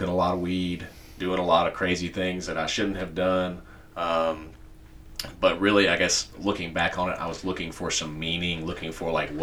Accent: Spartanburg, South Carolina, United States; the church I grew up in here in Spartanburg

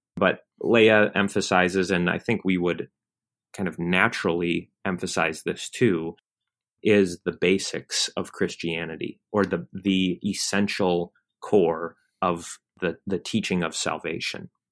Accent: Michigan, United States; now in Kentucky, United States; I grew up in Michigan

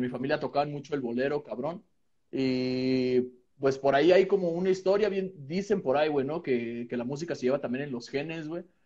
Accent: Calacoaya, State of Mexico, Mexico; estaba entrando a la secundaria en un pinche pueblo que se llama Calacuaya

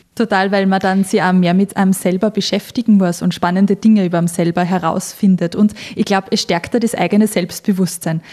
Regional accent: Austria; moved away as an adult; now in Switzerland; ich bin ja frisch aus Österreich in die Schweiz gezogen vor ein paar Monaten

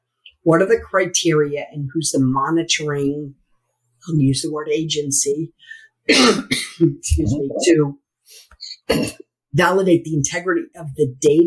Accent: United States; also born or lived in Merrimack, New Hampshire; I'm an American.

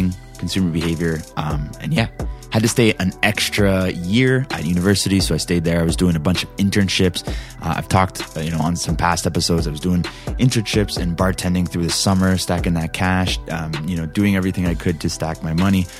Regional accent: Canada; I'm Canadian

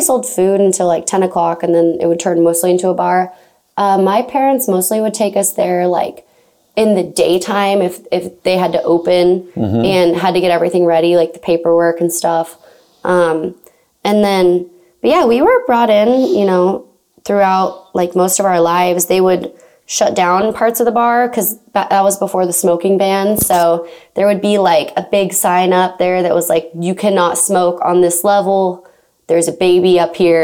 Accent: Olathe, Kansas, United States; I grew up in Olathe, Kansas

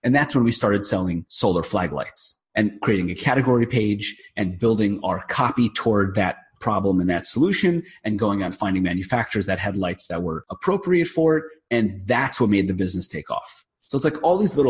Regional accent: New York, United States; I'm from New York

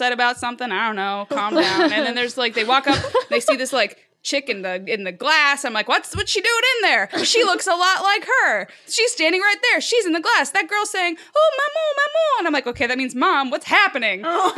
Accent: Germany; born there; So my mom's from France. I was born in Germany. I have a very international like upbringing because my dad was in the military.

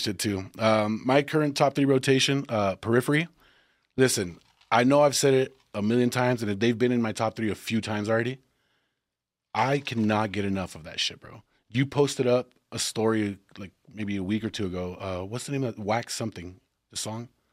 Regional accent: Texas, United States; we're from Texas

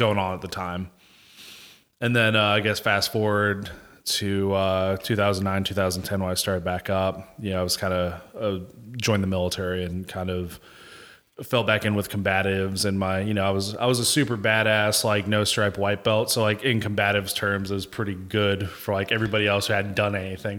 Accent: Fuquay-Varina, North Carolina, United States; moved away as an adult; also born or lived in Apex, North Carolina / Germany; now in Fayetteville, United States; I'm originally born in Apex, but I call Fuquay my home 'cause that's where I'm, you know, grew up the most

